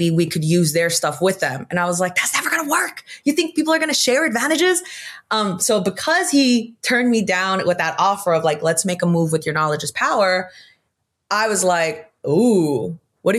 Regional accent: San Diego, California, United States; I'm from San Diego

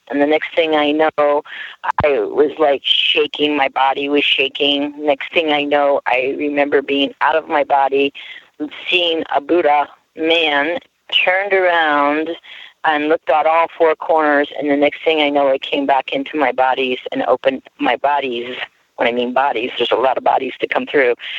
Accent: Harrisburg, Pennsylvania, United States; now in Ukiah, United States; I was born in the Harrisburg, Pennsylvania area

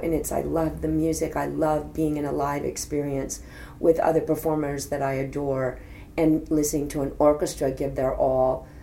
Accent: Fort Worth, Texas, United States; moved away; also born or lived in New York; my hometown, Fort Worth, Texas

